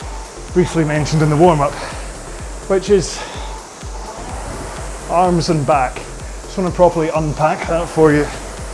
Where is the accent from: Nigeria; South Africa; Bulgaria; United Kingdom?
United Kingdom; Now, I'd already questioned it once, and being terribly British, I wasn't going to question it again